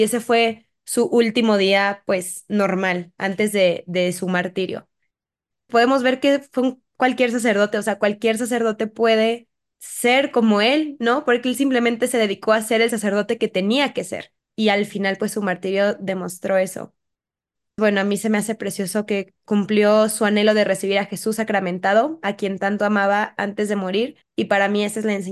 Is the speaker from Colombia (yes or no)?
no; Mexico; creo que es un cristero que no es tan conocido y que creo que como mexicanos hay que conocer.